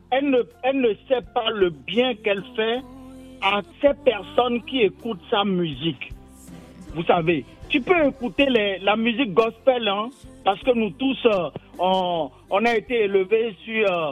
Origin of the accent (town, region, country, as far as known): Porto-Novo, Ouémé, Benin